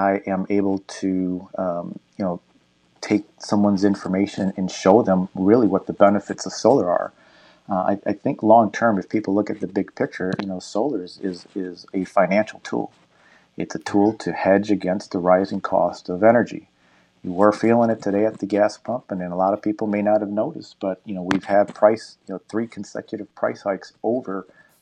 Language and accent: English; Wisconsin, United States; also born or lived in Illinois; now in Naples, United States; I grew up in Wisconsin and, you know, spent the last 20 plus years in Illinois.